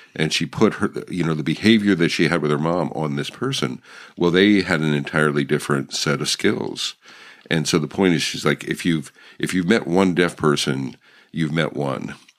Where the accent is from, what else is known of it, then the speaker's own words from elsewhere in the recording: Pennsylvania, United States; I grew up in Pennsylvania